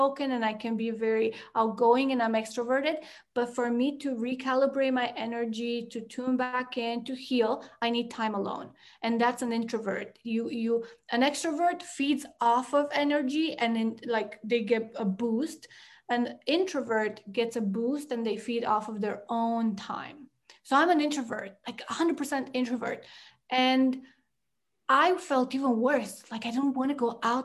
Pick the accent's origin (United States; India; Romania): Romania; moved away as an adult; also born or lived in Canada; I grew up in Romania and we lived in the village for a lot of my life till third grade